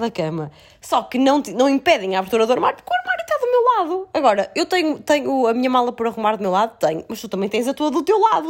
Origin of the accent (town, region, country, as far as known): the North, Norte, Portugal; accent: northern